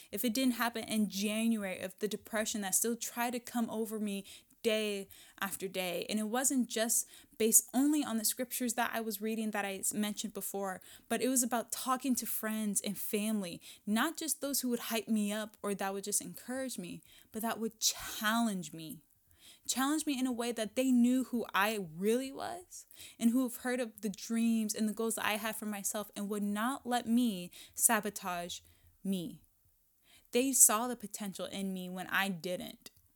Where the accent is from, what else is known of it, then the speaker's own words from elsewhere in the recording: Washington, United States; I'm still in my hometown, in my home state